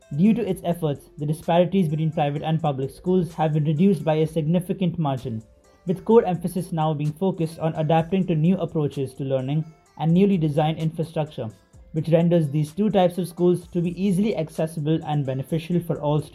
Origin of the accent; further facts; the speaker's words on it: India; also born or lived in Sharjah, UAE; I'm from India. I've done my schooling in DP Sharjah, UAE